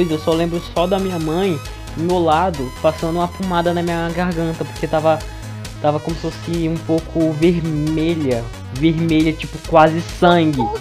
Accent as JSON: {"language": "Portuguese", "town": "Eirunepé", "region": "Amazonas", "country": "Brazil", "said": "quem me conhece sabe que eu sou de Irunepé, uma cidadezinha perto de Manaus, perto do Acre também."}